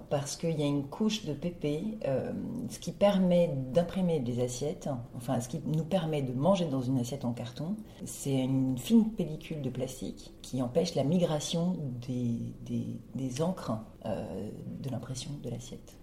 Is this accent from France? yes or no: no; Brazil; moved away; brésilienne, euh, j'ai passé mon enfance au Brésil.